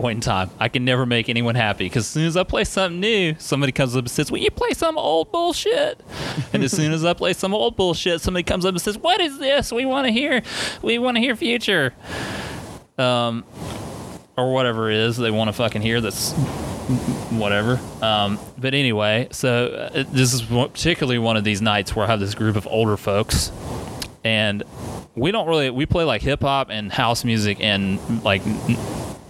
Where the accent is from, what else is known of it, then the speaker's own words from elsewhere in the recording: South Carolina, United States; I know about the Shag because I'm from South Carolina